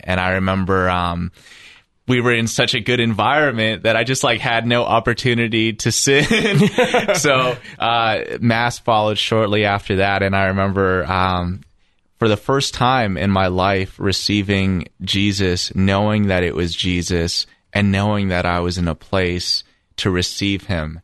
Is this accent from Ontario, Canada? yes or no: yes; Toronto, Ontario, Canada; I grew up in Toronto, Ontario